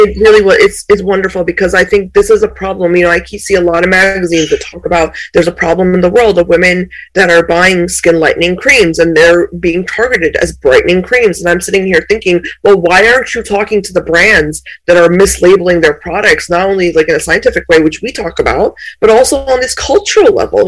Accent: India; was born in India

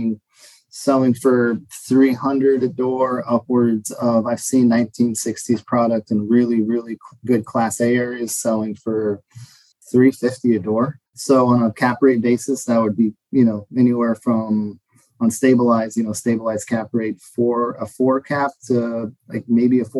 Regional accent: Phoenix, Arizona, United States; I was born and raised in Phoenix. So Central Phoenix

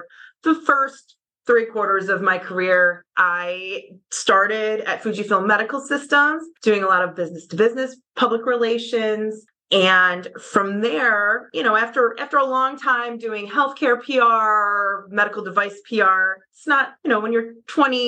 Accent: Oswego, New York, United States; also born or lived in Plattsburgh, New York / New Rochelle, New York; I am born and raised in Oswego, New York

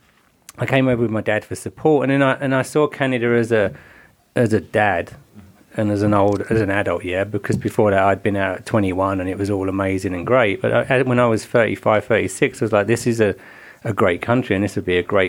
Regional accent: England, United Kingdom; moved away; I'm from England

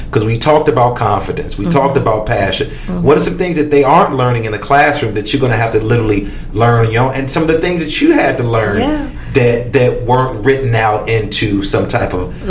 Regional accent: Chicago, Illinois, United States; you're from LA, I'm from Chicago.

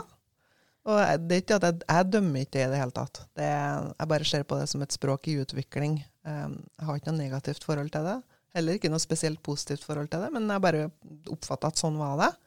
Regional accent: Levanger, Trøndelag, Norway; moved away as an adult; also born or lived in Bergen, Norway / Savannah, Georgia, United States; jeg var født og oppvokst på Levanger, men uh, da jeg var 18, så flytta jeg på meg

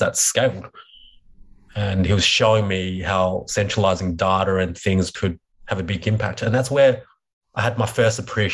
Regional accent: Melbourne, Victoria, Australia; I was brought up in Melbourne where the Australian Open was

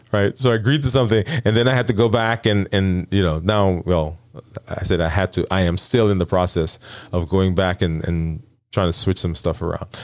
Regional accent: New York City, New York, United States; moved away; also born or lived in the South (US); I'm from, I'm from Brooklyn

